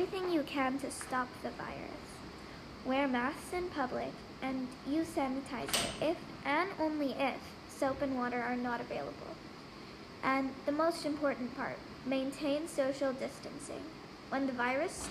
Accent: India; I'm 10 years old and I was born in India.

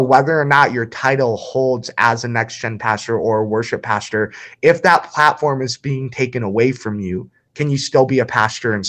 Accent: New Baltimore, Michigan, United States; I grew up obviously in Macomb County in a little town called New Baltimore, Michigan.

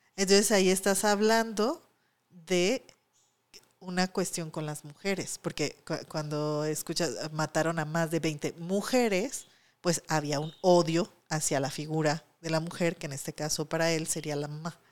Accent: Mexico; aquí en México

